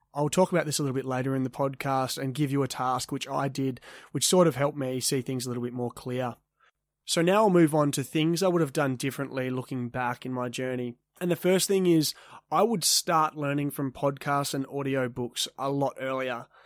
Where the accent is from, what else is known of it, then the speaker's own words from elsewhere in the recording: Perth, Western Australia, Australia; I grew up in Leaderville, which is a coffee strip suburb relatively close to Perth City in Western Australia